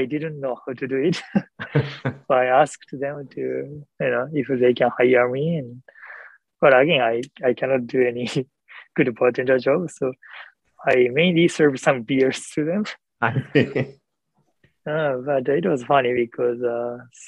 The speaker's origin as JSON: {"language": "English", "country": "Japan", "also_born_or_lived": "Calgary, Canada / United States", "second_language": "English", "said": "at that time I couldn't speak English at all. And that was my first living outside Japan"}